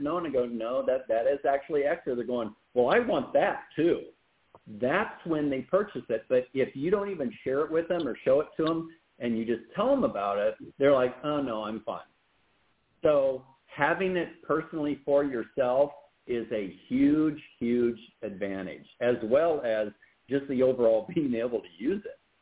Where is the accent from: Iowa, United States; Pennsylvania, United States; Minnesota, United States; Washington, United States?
Iowa, United States; moved away; I'm originally from Iowa